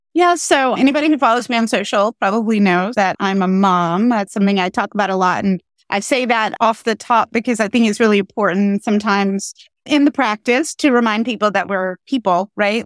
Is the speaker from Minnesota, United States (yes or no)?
no; North Carolina, United States; moved away as an adult; also born or lived in Pennsylvania / Philadelphia / Southern New Jersey; I'm from North Carolina.